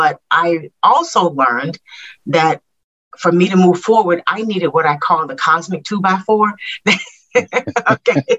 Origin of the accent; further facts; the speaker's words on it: Little Rock, Arkansas, United States; moved away; I grew up in Little Rock, Arkansas